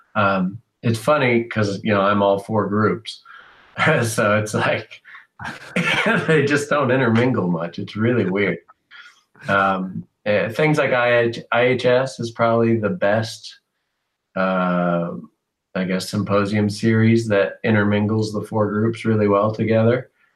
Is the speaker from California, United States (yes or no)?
yes; San Diego, California, United States; also born or lived in Bakersfield, California; I was born in San Diego